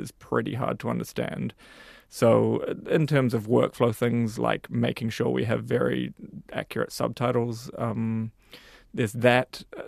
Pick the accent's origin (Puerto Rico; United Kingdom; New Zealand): New Zealand; as a New Zealander